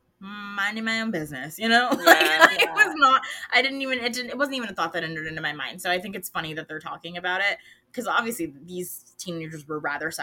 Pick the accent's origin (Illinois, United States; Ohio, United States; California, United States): California, United States; Yeah, I got the shitty end of the stick growing up in California.